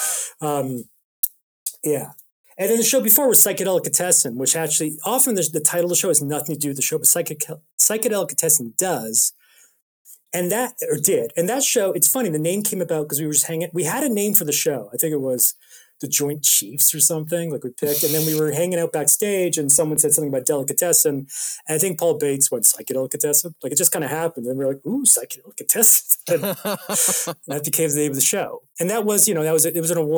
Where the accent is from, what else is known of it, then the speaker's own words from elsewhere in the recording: Toronto, Ontario, Canada; moved away as an adult; now in London, United Kingdom; I'm from Toronto.